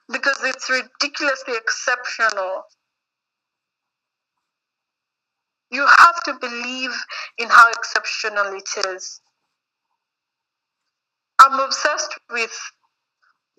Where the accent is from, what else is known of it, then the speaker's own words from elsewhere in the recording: Central Kenya, Kenya; also born or lived in Nairobi, Kenya / London, United Kingdom; somebody that was raised in central Kenya